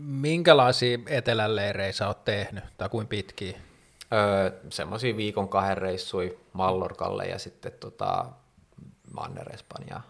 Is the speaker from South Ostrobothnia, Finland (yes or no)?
no; Helsinki, Uusimaa, Finland; mä oon ite helsinkiläinen